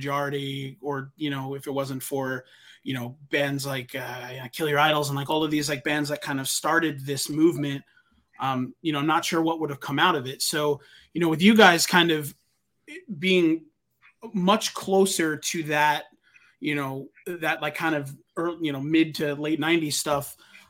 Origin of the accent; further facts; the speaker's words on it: New York, United States; I remember about growing up on Long Island that like I loved.